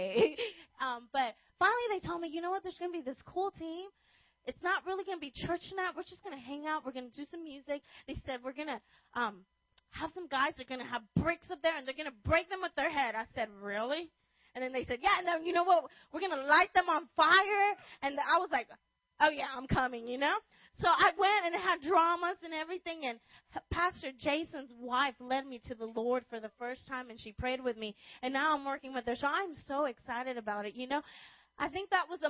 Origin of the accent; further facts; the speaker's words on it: Los Angeles, California, United States; I grew up in Los Angeles